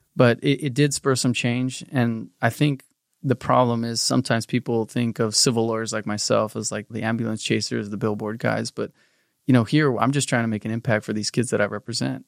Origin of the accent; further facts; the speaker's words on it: South Pasadena, California, United States; we grew up in South Pasadena, very middle class area